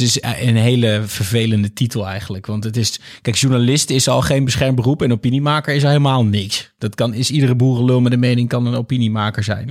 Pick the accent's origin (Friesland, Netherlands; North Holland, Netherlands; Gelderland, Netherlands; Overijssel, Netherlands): Overijssel, Netherlands; Hengelo; moved away; also born or lived in Amsterdam; opgegroeid in Twente en ehm, eh, als scholier, uh, eh, 14-jarig scholier in Hengelo